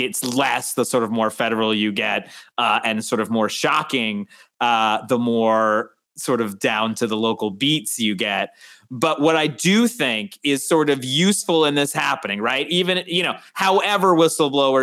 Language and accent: English; Westchester, New York, United States; I'm from Westchester.